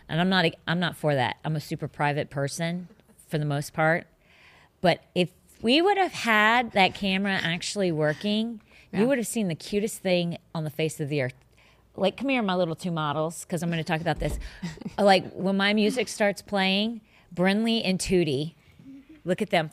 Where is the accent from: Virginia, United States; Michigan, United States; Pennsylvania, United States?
Virginia, United States; northern; now in Florida, United States; I grew up in the northern in northern Virginia